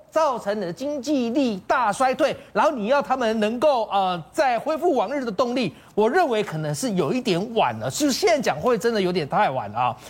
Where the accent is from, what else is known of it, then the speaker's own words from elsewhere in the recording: Taiwan; 我们台湾的联电